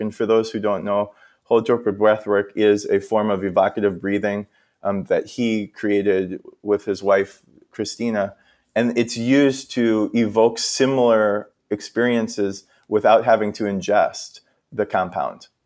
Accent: Minnesota, United States; I'm from Minnesota

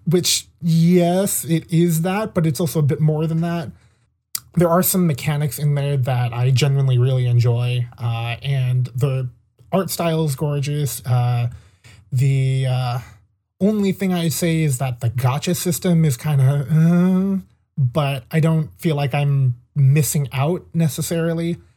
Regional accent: California, United States; also born or lived in Maine; we're both from California

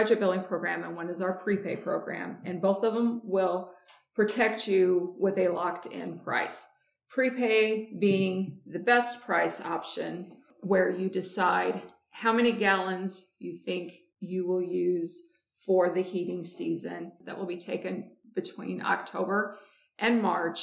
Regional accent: Montgomery County, Illinois, United States; I grew up in Montgomery County, lived in a farming neighborhood, if you will, surrounded by fields

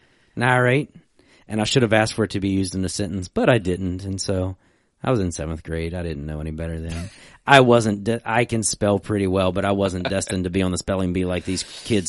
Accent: West Virginia, United States; I'm from Western Virginia.

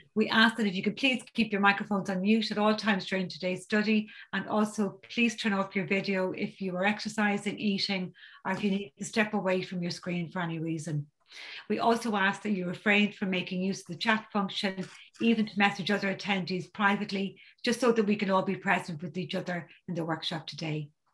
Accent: County Dublin, Leinster, Ireland; I'm from County Dublin in Ireland.

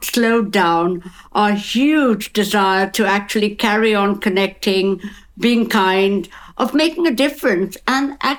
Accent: Kolkata, West Bengal, India; now in London, United Kingdom; I'm from Calcutta.

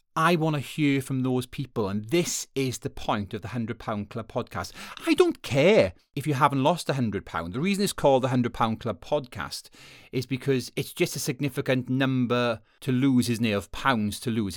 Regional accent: Wales, United Kingdom; moved away; I'm from Wales originally.

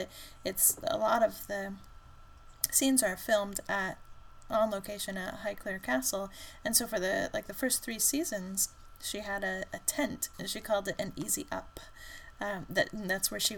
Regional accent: United States; us Americans

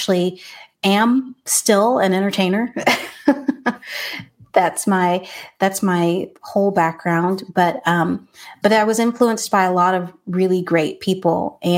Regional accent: California, United States; born there; Yeah, so I was born in California. And traveled quite a bit. I was born to military parents

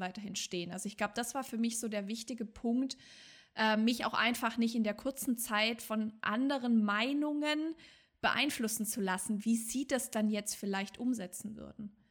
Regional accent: Swabia, Germany; ich komme ja aus dem Schwabenland

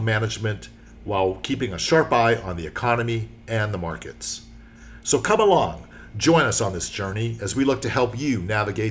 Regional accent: outside of Pittsburgh, Pennsylvania, United States; I grew up outside of Pittsburgh

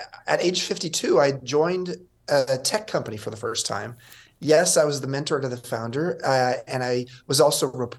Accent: Southern California, United States; I grew up in Southern California and was born 5 miles from Disneyland

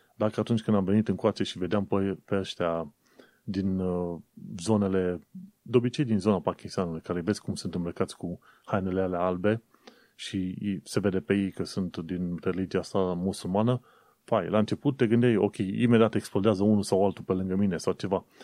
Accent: Romania; moved away as an adult; now in London, United Kingdom; încă făceam muncă pentru firma din România

